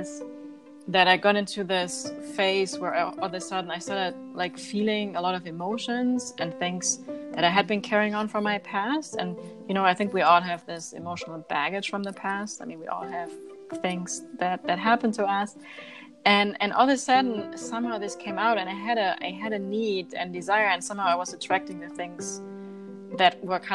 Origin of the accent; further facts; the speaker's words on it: Germany; moved away; I grew up in Germany eating organic foods